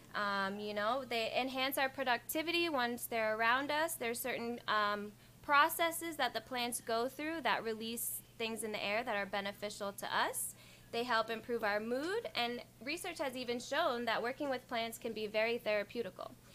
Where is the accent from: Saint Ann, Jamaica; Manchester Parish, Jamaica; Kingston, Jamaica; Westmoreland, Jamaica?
Saint Ann, Jamaica; Ocho Rios; now in United States; growing up in Ochi on the farm